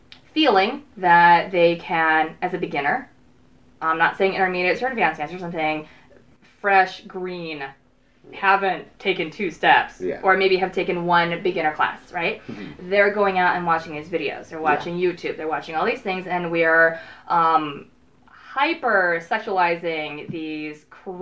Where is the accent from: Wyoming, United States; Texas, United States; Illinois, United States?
Illinois, United States; Chicago; moved away as an adult; now in California, United States; I'm from Chicago, y'all. You might hear that in my voice sometimes.